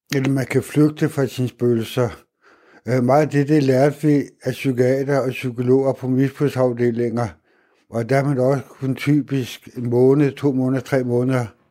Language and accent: Danish; Hvidovre, Capital Region of Denmark, Denmark; moved away as an adult; now in Vildbjerg, Denmark; Jeg kommer ud fra Vøre i Hvidovre, og det er en ghetto